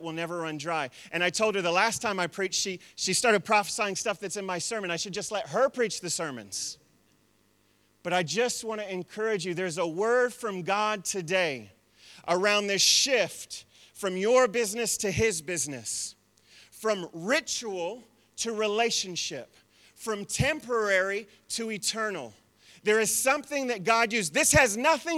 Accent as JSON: {"language": "English", "country": "United States", "moved": "yes", "lives_now": "New Zealand", "said": "I'm still an American."}